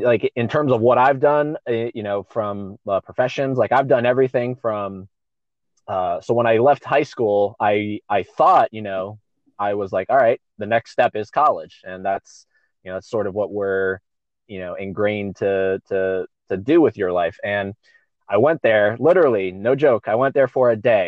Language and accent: English; Palm Coast, Florida, United States; also born or lived in St. Augustine, Florida; now in Orlando, United States; I grew up in a town called Palm Coast. It's like an hour and a half from Orlando north